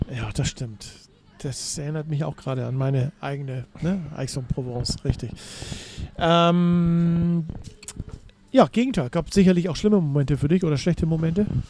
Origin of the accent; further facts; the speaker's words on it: Hamburg, Germany; Vom waschechten Hamburger zum waschechten Hamburger